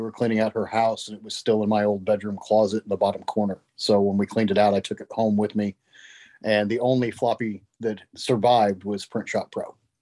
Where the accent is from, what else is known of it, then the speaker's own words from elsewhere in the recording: West Frankfort, Illinois, United States; also born or lived in Marion, Illinois / Carbondale, Illinois; I grew up in West Frankfort, so I am from Southern Illinois